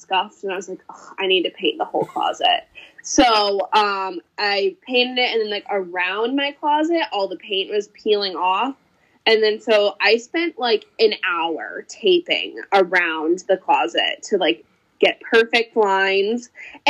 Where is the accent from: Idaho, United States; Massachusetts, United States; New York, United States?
Massachusetts, United States; Rutland; also born or lived in North Brookfield, Massachusetts / Holden, Massachusetts; now in Uxbridge, United States; I grew up in Rutland.